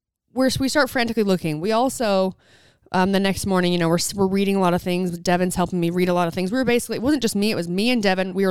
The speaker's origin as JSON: {"language": "English", "town": "St. George", "region": "Utah", "country": "United States", "said": "I'm from St. George, Utah"}